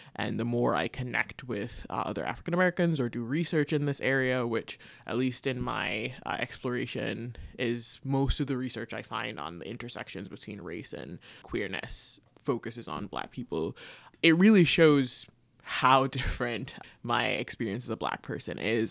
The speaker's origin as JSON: {"language": "English", "country": "Jamaica", "tie": "born or raised there", "also_born_or_lived": "Canada", "moved": "as an adult", "lives_now": "United States", "said": "growing up in Jamaica"}